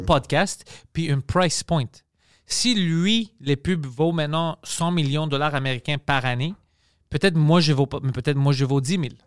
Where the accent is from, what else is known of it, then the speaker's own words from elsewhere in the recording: Montreal, Quebec, Canada; je suis fier de Montréal, je suis fier de, d'être grec